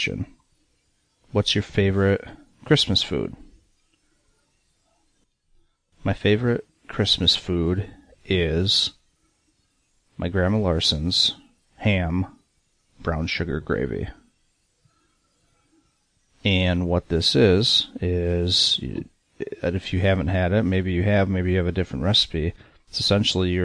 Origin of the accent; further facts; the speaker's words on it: Michigan, United States; growing up in Michigan